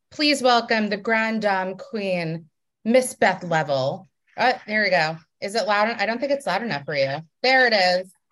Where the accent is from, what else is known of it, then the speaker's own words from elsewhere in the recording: Raleigh, North Carolina, United States; moved away; I am from Raleigh, North Carolina.